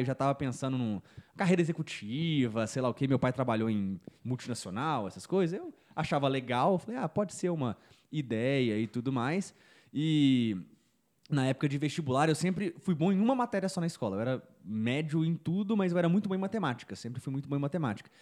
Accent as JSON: {"language": "Portuguese", "town": "Belo Horizonte", "region": "Minas Gerais", "country": "Brazil", "said": "Eu sou de Belo Horizonte"}